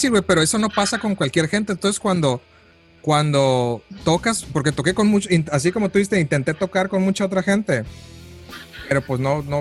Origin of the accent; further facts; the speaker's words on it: Mexico; now in United States; cuando me vine de, de México para Estados Unidos, este, esa era mi preocupación más grande, ¿no?